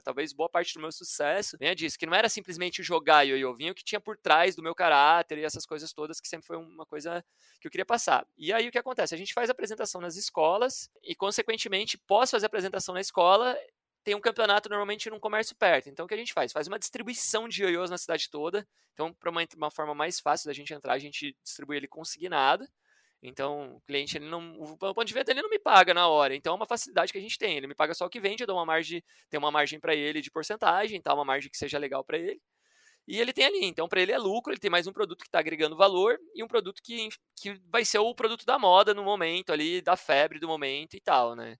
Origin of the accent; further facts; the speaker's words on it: Curitiba, Paraná, Brazil; moved away as an adult; Eu sou de Curitiba